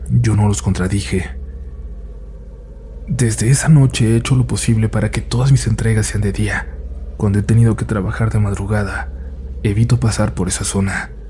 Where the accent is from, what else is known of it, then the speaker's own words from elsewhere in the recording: Coatzacoalcos, Veracruz, Mexico; soy de Coatzacoalcos, Veracruz.